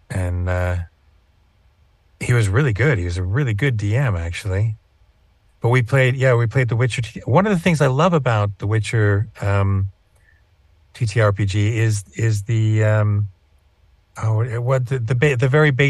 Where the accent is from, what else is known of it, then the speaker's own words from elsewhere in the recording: California, United States; born there; also born or lived in Virginia / Oklahoma / Pennsylvania; though I grew up in a military family, so I, I lived all over. I was born in Southern California. I went to high school in Virginia. Spent time in Oklahoma.